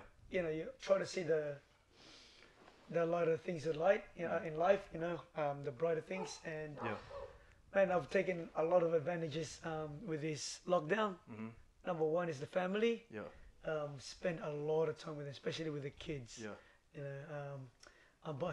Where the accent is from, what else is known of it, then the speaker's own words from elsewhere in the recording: Lucban, Calabarzon, Philippines; also born or lived in Blacktown, Australia; now in Sydney, Australia; I was born in a little small town in Philippines called Lukban. In Quezon Province.